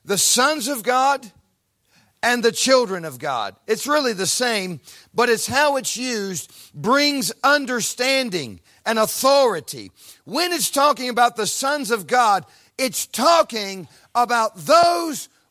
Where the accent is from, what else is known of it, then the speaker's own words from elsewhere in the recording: Ohio, United States; moved away; an American from a cornfield in Ohio, a farm boy